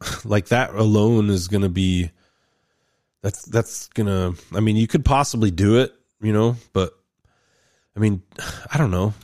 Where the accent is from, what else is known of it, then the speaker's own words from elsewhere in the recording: Roseburg, Oregon, United States; my hometown of Roseburg at the community college up in Oregon